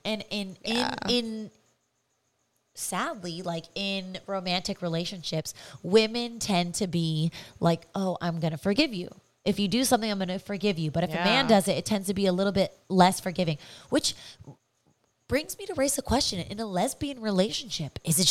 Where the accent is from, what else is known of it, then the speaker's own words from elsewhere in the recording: California, United States; That's our hometown.